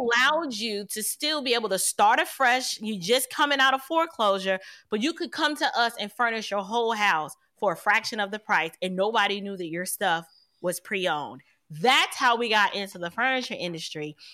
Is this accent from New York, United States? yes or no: yes; New York City, New York, United States; I'm from New York City